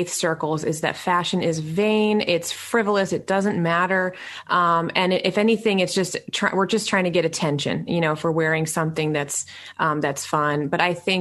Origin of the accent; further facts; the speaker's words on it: New York City, New York, United States; I was born in New York City